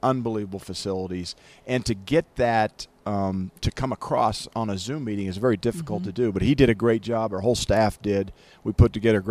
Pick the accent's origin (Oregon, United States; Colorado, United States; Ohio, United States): Colorado, United States; Greeley; also born or lived in Boulder / Kansas; Greeley, my hometown where I grew up.